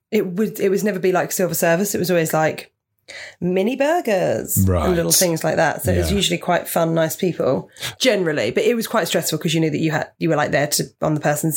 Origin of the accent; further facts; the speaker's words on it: Portsmouth, South East England, United Kingdom; moved away; I grew up in Portsmouth, so very near.